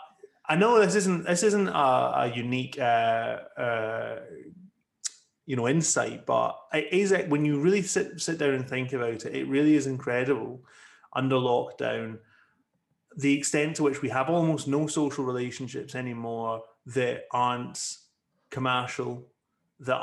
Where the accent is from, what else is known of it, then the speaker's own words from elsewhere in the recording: Ayr, Scotland, United Kingdom; moved away; I went to my hometown once and I spoke to some of the councillors about why they're doing this in Ayr